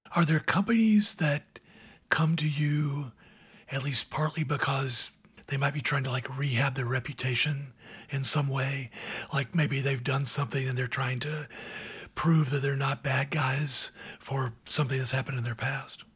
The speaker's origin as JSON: {"language": "English", "region": "Georgia", "country": "United States", "said": "I'm from Georgia"}